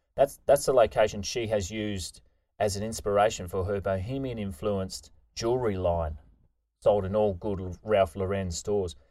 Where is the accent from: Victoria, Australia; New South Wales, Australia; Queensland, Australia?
Queensland, Australia; moved away; grew up in Queensland